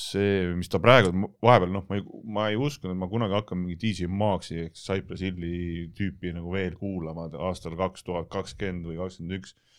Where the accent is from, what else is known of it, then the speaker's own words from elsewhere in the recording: Tallinn, Harju County, Estonia; ma olen üles kasvanud siin kanalas, Telliskivi tänaval